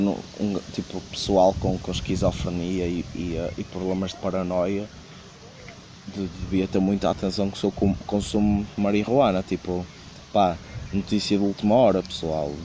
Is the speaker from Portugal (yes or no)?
yes; Porto, Norte, Portugal; eu sou do Porto